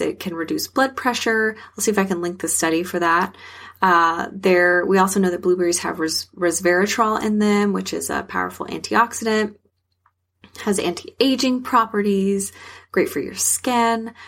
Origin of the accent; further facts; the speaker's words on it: South Texas, United States; I'm from South Texas